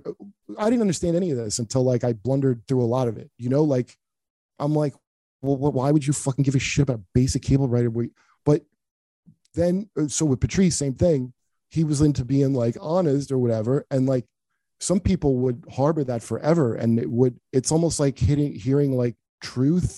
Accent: Cleveland, Ohio, United States; I'm from Cleveland

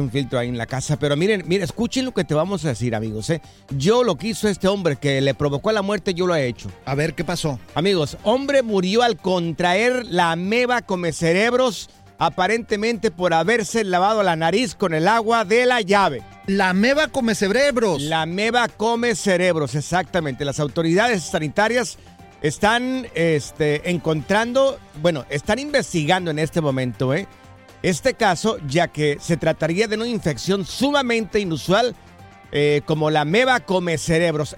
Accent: Jalisco, Mexico; moved away; Soy de Miraplanes, en el estado de Jalisco. Es un ranchito

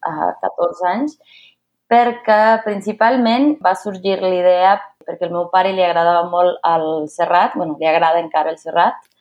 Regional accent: Mexico City, Mexico; Catalan is a second language; also born or lived in Barcelona; Soc una filla de la Ciutat de Mèxic, visc al centre

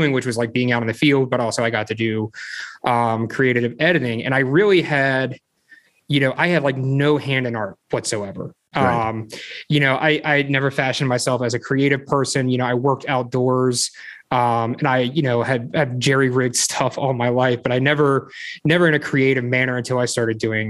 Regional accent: Frederick, Maryland, United States; I grew up in kind of out in the middle of nowhere up in Frederick. I've been in Maryland my whole life

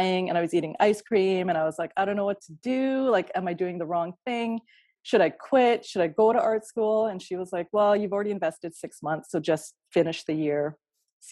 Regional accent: Kelowna, British Columbia, Canada; moved away; I grew up near you in Kelowna.

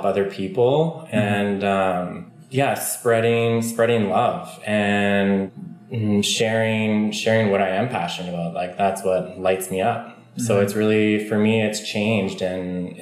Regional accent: Stony Plain, Alberta, Canada; moved away as an adult; now in Squamish, Canada; I'm from Stony Plain, Alberta

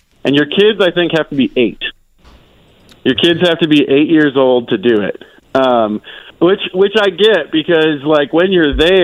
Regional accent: Wisconsin, United States; moved away; I'm from Wisconsin

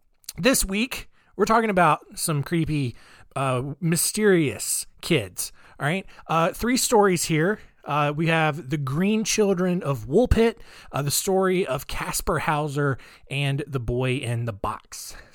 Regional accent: Australia; accent: Australian; It's like my wife pointed out that my British accent is just my Australian accent, which it's the same people.

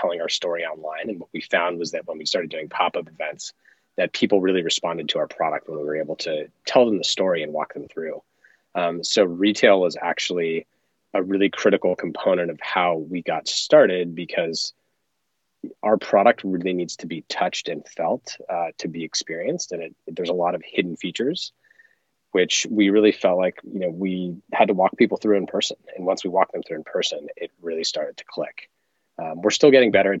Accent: Los Angeles, California, United States; I grew up in Los Angeles and grew up surfing and skiing

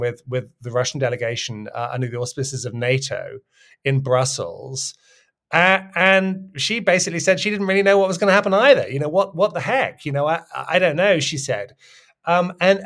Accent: United Kingdom; I'm British

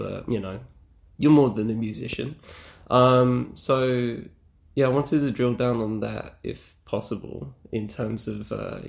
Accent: United Kingdom; being British in the time space you're talking about in terms of growing up, is, you know, that I vibed with a lot of that.

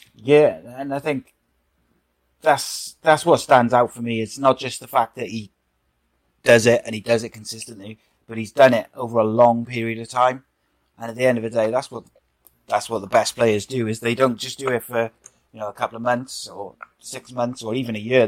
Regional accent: Wales, United Kingdom; I'm Welsh

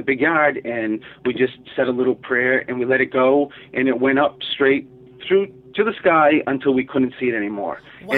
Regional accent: Providence, Rhode Island, United States; growing up in Providence, Rhode Island

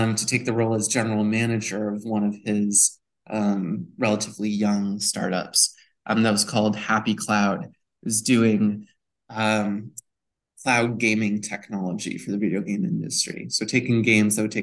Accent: Newton, Massachusetts, United States; I grew up in beautiful Newton, Massachusetts

